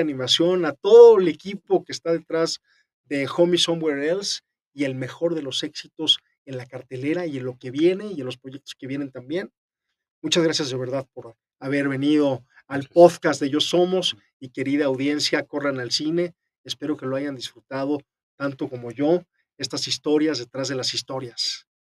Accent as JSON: {"language": "Spanish", "country": "Mexico", "said": "como audiencias mexicanas"}